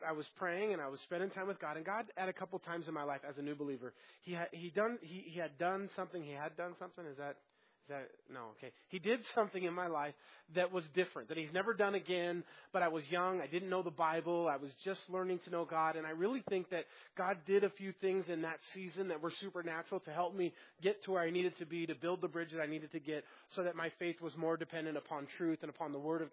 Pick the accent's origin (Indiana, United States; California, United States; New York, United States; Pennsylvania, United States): California, United States; Lawndale; also born or lived in Hemet, California; I'm still living in the house that I grew up in Lawndale